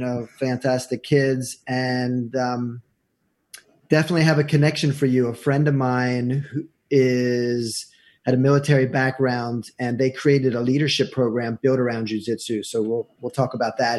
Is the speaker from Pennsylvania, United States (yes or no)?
yes; York, Pennsylvania, United States; moved away as an adult; also born or lived in Jackson, Mississippi; now in New Jersey, United States; I'm a transplant. I'm from nice. York, Pennsylvania.